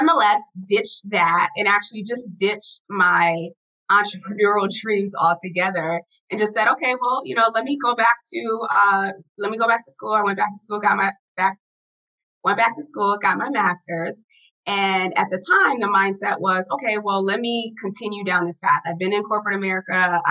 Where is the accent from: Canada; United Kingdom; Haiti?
Haiti; moved away; I'm an immigrant. I was born in Haiti.